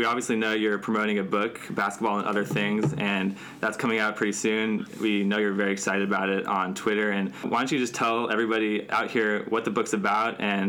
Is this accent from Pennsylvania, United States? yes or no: no; Los Angeles, California, United States; us growing up in Los Angeles